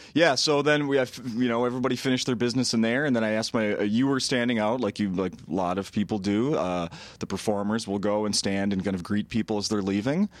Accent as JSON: {"language": "English", "town": "Saint Paul", "region": "Minnesota", "country": "United States", "tie": "born or raised there", "said": "I grew up born and raised in Saint Paul"}